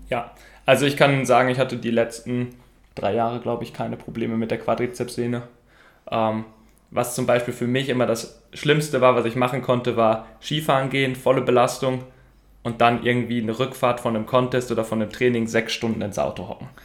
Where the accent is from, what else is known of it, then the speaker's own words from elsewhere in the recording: Sprockhövel, North Rhine-Westphalia, Germany; ich komme aus Sprockhöfe, das liegt so am südlichen Rand vom Ruhrgebiet.